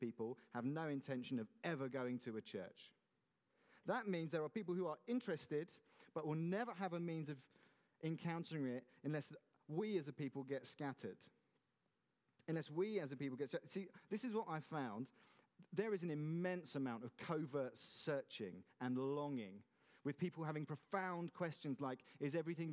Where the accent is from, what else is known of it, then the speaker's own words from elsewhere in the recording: Godalming, South East England, United Kingdom; I grew up in Godalming